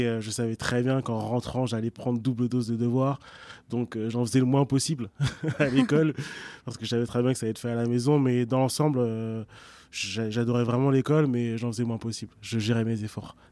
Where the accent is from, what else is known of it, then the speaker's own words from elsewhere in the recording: Évry, Île-de-France, France; also born or lived in Argenteuil / Savigny-le-Temple / London; j'ai grandi en effet entre Argenteuil, Évry et Savigny-le-Temple. j'ai passé plus clair de, de, mon enfance à Évry.